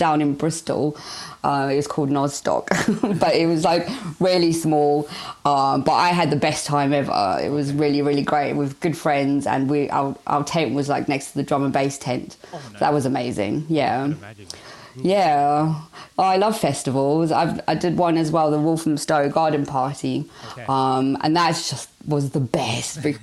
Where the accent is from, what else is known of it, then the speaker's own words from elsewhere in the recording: South Africa; moved away; I'm originally from South Africa, so I love any sort of little sounds that sort of resonate with my roots and where I come from.